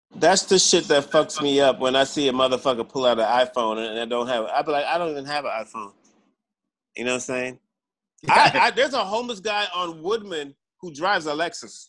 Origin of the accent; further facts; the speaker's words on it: Jamaica; I'm Jamaican. We we're we're a third world country